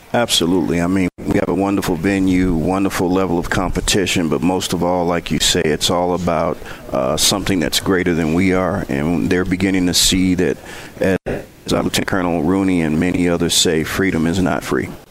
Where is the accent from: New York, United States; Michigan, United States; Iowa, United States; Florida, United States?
Michigan, United States; Benton Harbor; also born or lived in Prairie View, Texas; now in Mount Pleasant, United States; I was growing up in Benton Harbor playing golf for Benton Harbor High School